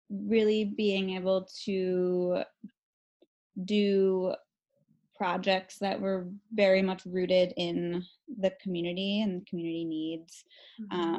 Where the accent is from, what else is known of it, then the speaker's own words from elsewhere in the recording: Chicago, Illinois, United States; also born or lived in Guatemala; Um, I am from Chicago, although I did go to um, junior high and high school in the south suburbs.